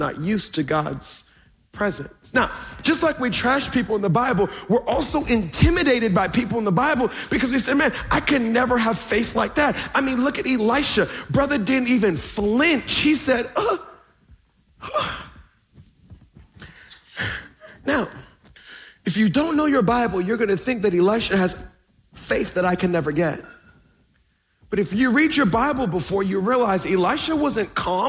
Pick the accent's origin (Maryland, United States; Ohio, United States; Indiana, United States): Maryland, United States; Baltimore; I'm from Baltimore.